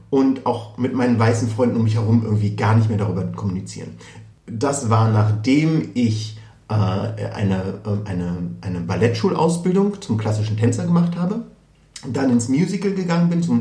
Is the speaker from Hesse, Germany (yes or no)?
no; Berlin, Germany; Also es reicht nicht, wenn ich in Berlin sage, dann wird sehr oft immer noch nachgefragt, wo ich dann wirklich herkomme